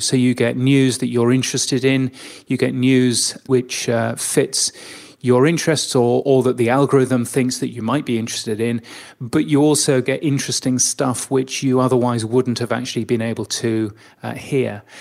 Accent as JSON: {"language": "English", "country": "United Kingdom", "moved": "yes", "lives_now": "Australia", "said": "I'm, I'm a Brit"}